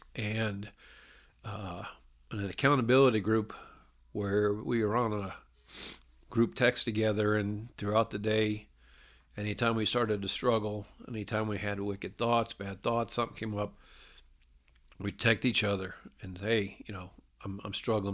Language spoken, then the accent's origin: English; Ohio, United States; moved away as an adult; also born or lived in South Carolina / Myrtle Beach; I grew up in Ohio and I moved down to South Carolina in eighty-nine and to go to college